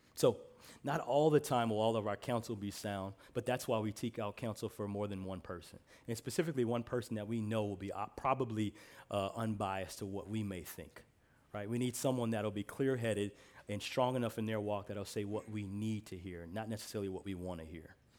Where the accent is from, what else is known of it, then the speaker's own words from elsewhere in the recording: Midwest, United States; I'm from the Midwest, so we call pop pop